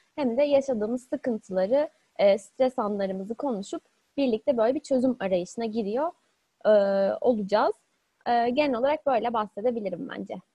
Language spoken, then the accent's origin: Turkish; Istanbul, Turkey; İstanbul'da doğdum ve bütün eğitim öğrenim öğretim hayatımı İstanbul'da geçirdim.